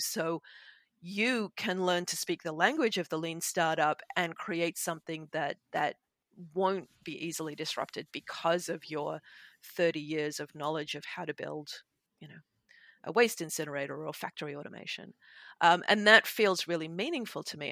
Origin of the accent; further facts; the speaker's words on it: Sydney, New South Wales, Australia; The Darug people of my hometown, Sydney